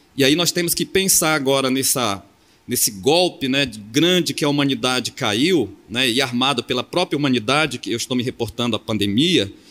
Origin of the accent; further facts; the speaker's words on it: Amapá, Brazil; now in Porto Seguro, Brazil; Eu sou do Amapá, da fronteira com a Guiana Francesa, Suriname, e estou morando na, em Porto Seguro, na Bahia